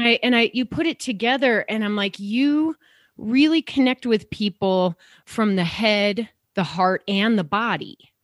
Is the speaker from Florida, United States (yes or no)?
no; Downers Grove, Illinois, United States; I grew up in Chicago too, suburbs